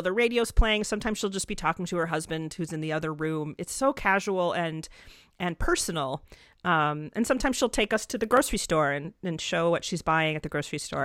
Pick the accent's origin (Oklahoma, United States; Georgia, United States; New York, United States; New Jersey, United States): Georgia, United States; Atlanta; I'm from Atlanta